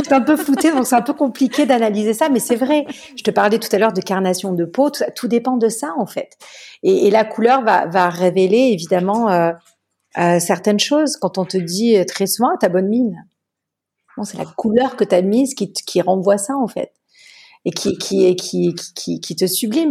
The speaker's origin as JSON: {"language": "French", "town": "Marseille", "region": "Provence-Alpes-Côte d'Azur", "country": "France", "tie": "born or raised there", "said": "je suis marseillaise. J'ai grandi euh, dans le sud de la France"}